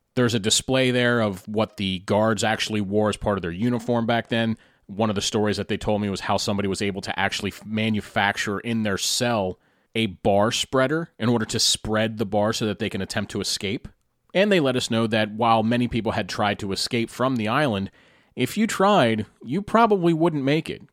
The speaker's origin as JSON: {"language": "English", "town": "Carlisle", "region": "Pennsylvania", "country": "United States", "tie": "born or raised there", "said": "my hometown of Carlisle, Pennsylvania"}